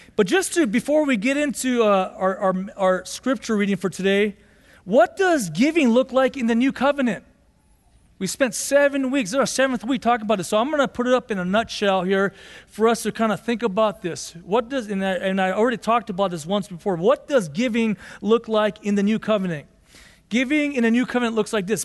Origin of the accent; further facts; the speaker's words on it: Los Angeles, California, United States; also born or lived in Boyle Heights, Los Angeles / Monterey Park, California / Arcadia, California; growing up, we grew up in Monterey Park or Boyle Heights, then we moved to Monterey Park, and then we moved to Arcadia in nineteen eighty-eight.